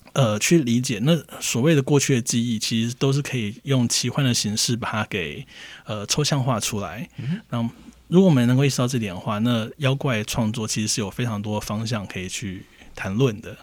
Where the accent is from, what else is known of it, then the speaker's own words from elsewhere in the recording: Taiwan; 我是外省人，所以我从小其实受到的家族间的教育嗯。也都是你是堂堂正正中国人